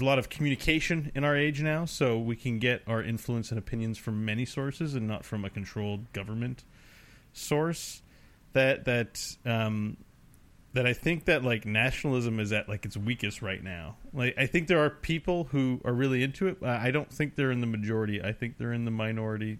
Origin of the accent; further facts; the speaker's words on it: Canada; I enjoy being a Canadian